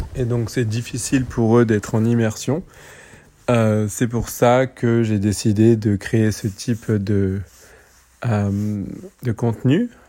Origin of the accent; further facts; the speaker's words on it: French Polynesia; moved away; also born or lived in Paris, France; moi j'ai grandi à Tahiti